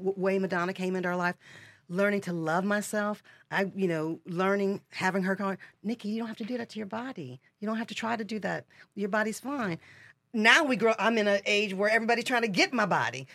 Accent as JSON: {"language": "English", "region": "Michigan", "country": "United States", "tie": "born or raised there", "said": "I am a girl from Michigan. I'm from mid, you know, middle America"}